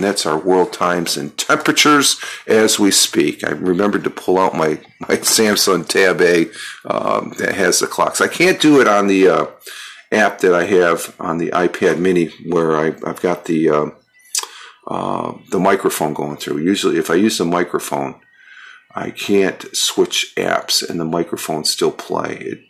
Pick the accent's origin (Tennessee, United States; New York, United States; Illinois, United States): New York, United States; upstate; also born or lived in Minnesota; I was born in Minnesota. I grew up here. The family moved out here from Minnesota back when I was 5 years old. So, but I grew up here, so I consider myself a New Yorker, sort of an immigrant into New York.